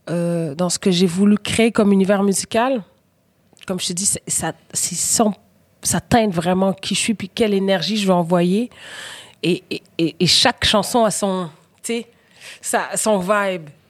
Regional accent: Quebec, Canada; also born or lived in Senegal; Puis je me sens sénégalaise, puis je me sens québécoise.

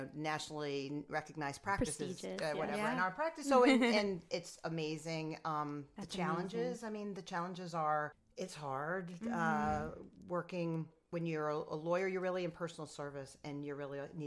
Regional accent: Rochester, New York, United States; also born or lived in Wellesley, Massachusetts / Buffalo, New York / Nassau County, New York; I'm from upstate. I'm from Rochester

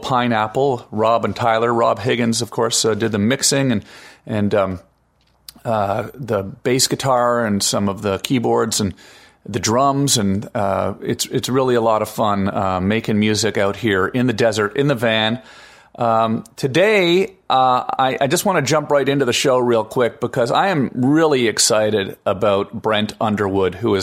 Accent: Canada; now in United States; I am Canadian, after all, and American

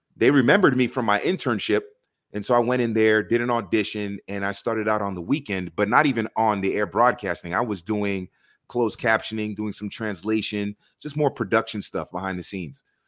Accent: Miami, Florida, United States; growing up in South Florida with a huge immigrant population that's from soccer loving nations

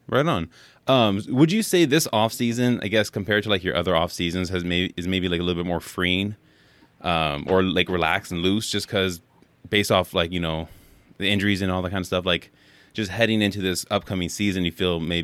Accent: Bay Area, California, United States; moved away; Yeah, and I actually grew up in California myself. I grew up in the Bay Area.

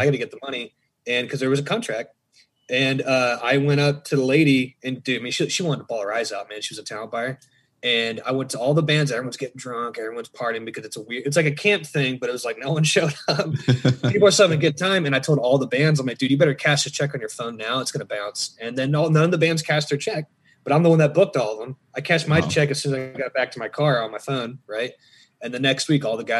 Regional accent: Charleston, South Carolina, United States; also born or lived in San Diego; I'm from the East Coast, Charleston, South Carolina

